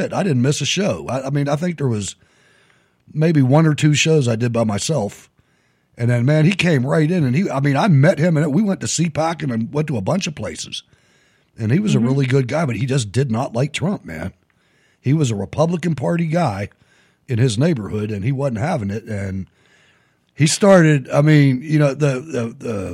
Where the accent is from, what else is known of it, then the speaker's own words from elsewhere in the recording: Pittsburgh, Pennsylvania, United States; I'm from Pittsburgh